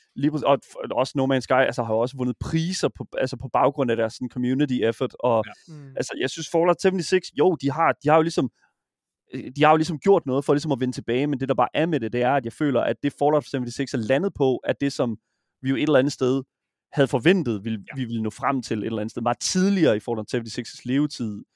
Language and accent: Danish; Horsens, Central Denmark Region, Denmark; jeg er fra Horsens, jeg kommer fra Horsens